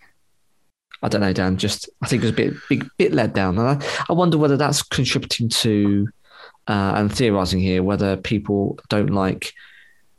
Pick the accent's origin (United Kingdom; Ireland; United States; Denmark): United Kingdom; I'm just British